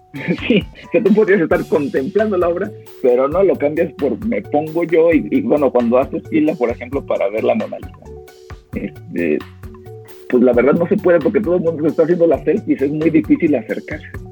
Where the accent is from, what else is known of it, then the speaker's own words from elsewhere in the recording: Aguascalientes, Mexico; En, en Aguascalientes, de donde yo soy